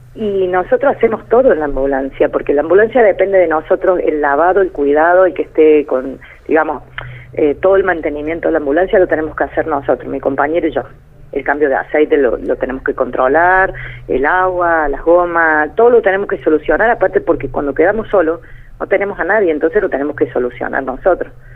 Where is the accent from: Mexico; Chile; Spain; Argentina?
Argentina; Córdoba; Yo en mi pueblo me conoce todo el mundo eh, porque siempre hemos tenido comercio